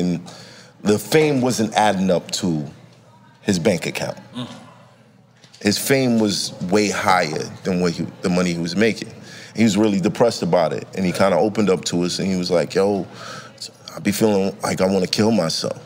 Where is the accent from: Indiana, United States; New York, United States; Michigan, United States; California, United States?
New York, United States; New York City; I'm from Brooklyn